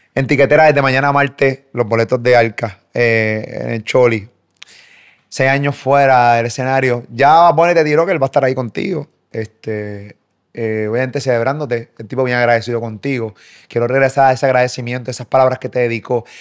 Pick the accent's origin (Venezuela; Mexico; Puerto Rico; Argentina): Puerto Rico; yo soy puertorriqueño